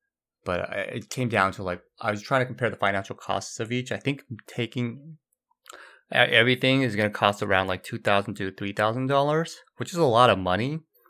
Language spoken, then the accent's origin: English; Brazil; also born or lived in Korea; I grew up in Brazil most of my life, though I was born in Korea.